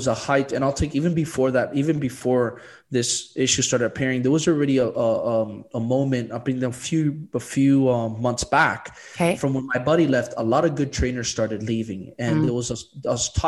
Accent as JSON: {"language": "English", "town": "Miami", "region": "Florida", "country": "United States", "said": "I'm still from Miami"}